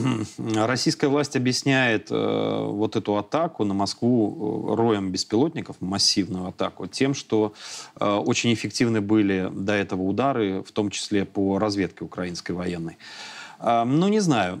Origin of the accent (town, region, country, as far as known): Belarus